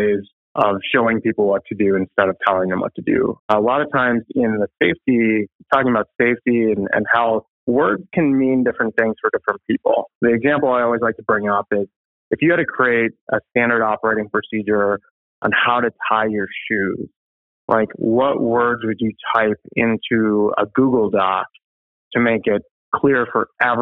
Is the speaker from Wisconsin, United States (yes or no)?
yes; Appleton, Wisconsin, United States; I'm from Appleton, Wisconsin, Ted's area as well